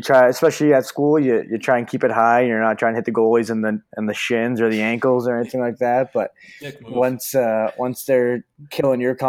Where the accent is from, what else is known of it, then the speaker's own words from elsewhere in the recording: Canada; a Canadian guy